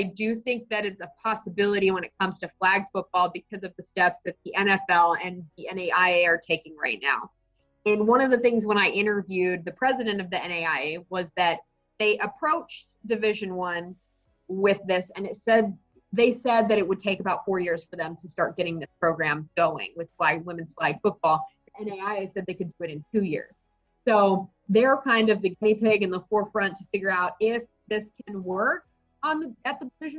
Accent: Dallas, Texas, United States; moved away as an adult; also born or lived in Dodge City, Kansas / Wichita, Kansas; now in Kansas City, United States; I grew up in Dallas

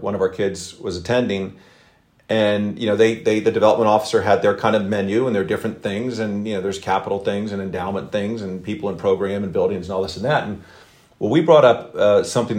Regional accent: Philadelphia, Pennsylvania, United States; I'm from the Philadelphia area in the Philadelphia suburbs

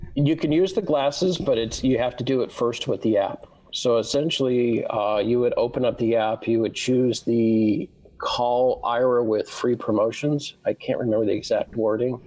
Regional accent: Southern California, United States; I, I, was born and raised in Southern California

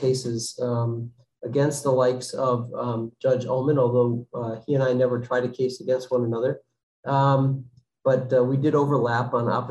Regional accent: Connecticut, United States; moved away as an adult; now in Massachusetts, United States; I grew up in Connecticut

